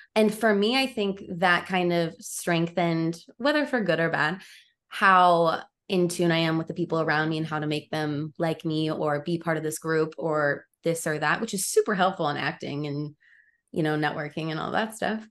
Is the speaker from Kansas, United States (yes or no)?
yes; Overland Park, Kansas, United States; moved away as an adult; now in Los Angeles, United States; I grew up in the Midwest